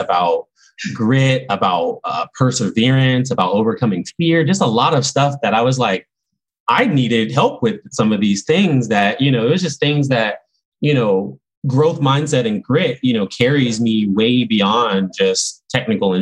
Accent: Augusta, Georgia, United States; I was born in Augusta, Georgia

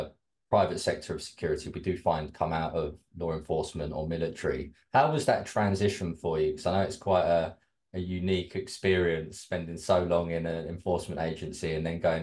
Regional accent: Kent, South East England, United Kingdom; now in Bournemouth, United Kingdom; So I'm originally from Kent as well. I think I might mention that on our intake, but now I live in sunny Bournemouth on the south coast.

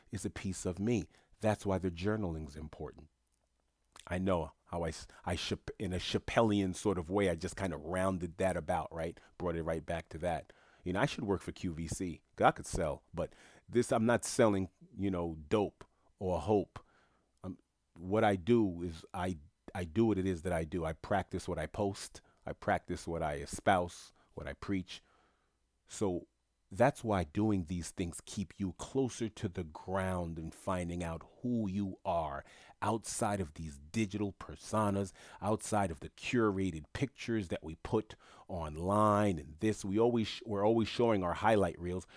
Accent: New York City, New York, United States; moved away as an adult; also born or lived in South Florida; When I grew up in Queens, New York

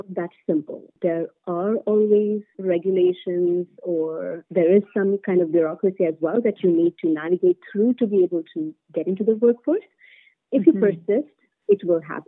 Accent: India; moved away as an adult; I come from India, where bureaucracy is at a different scale altogether

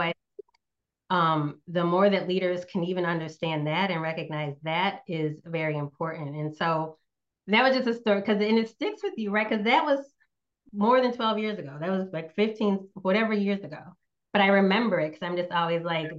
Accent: Northeast United States, United States; moved away; also born or lived in Southeast United States; I grew up in the Northeast United States, currently live in the Southeast.

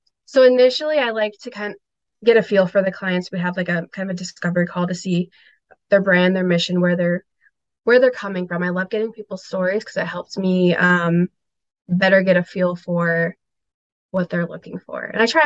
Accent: Asuncion, Paraguay; born there; So I was born in Asuncion, Paraguay, and it was during a dictatorship of gosh, it was about 35 years, I believe.

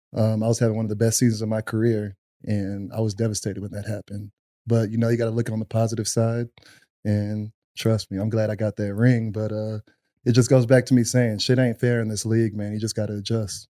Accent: Pflugerville, Texas, United States; I'm originally from Pflugerville

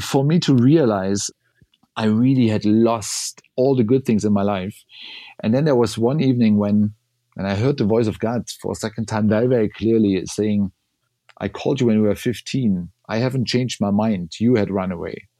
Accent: southern East Germany, Germany; now in Berlin, Germany; I grew up in southern East Germany, so close to the Bavaria and Czech border, but it was East Germany when I grew up

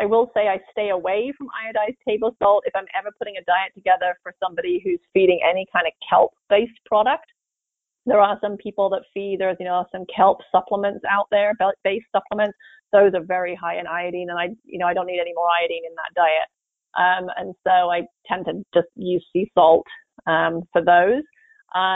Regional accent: England, United Kingdom; moved away; I grew up in England

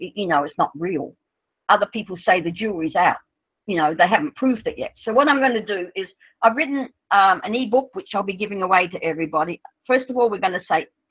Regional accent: Australia; I'm Australian

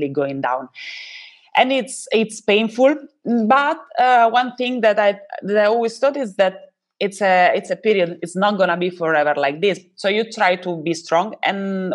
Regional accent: Italy; I'm from Italia

